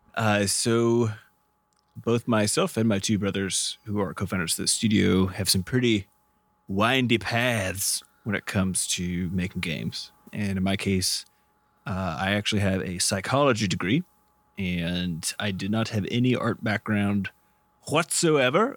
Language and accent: English; Midwest, United States; where I grew up, we grew up in the Midwest in the United States